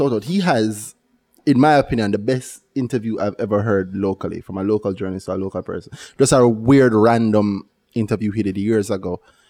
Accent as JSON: {"language": "English", "country": "Jamaica", "said": "We are pretty xenophobic in Jamaica."}